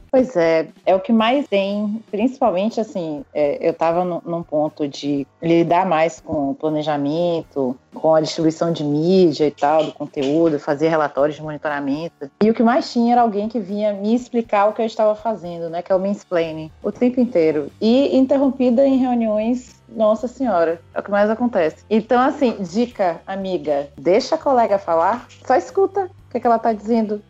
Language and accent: Portuguese; Northeast Brazil, Brazil; moved away as an adult; now in Rio de Janeiro, Brazil; eu sou nordestina, é porque eu tenho um sotaque, vou ter sotaque sim